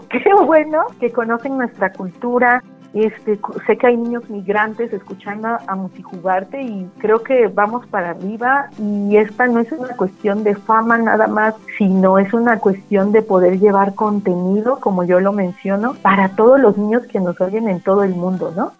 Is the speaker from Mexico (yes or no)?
yes; Oaxaca, Mexico; moved away as an adult; also born or lived in Coyoacán, Mexico City / United States; decido regresar pues a Oaxaca porque yo soy oaxaqueña